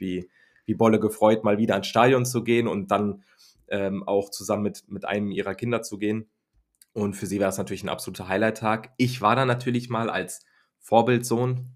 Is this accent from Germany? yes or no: yes; Germany; ich bin ja ein Deutscher, der dann in England